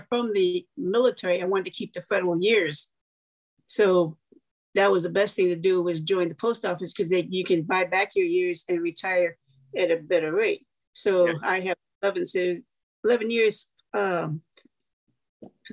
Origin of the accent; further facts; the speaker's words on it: Chicago, Illinois, United States; moved away; I was born and raised in the south side of Chicago, like 15 minutes away from Indiana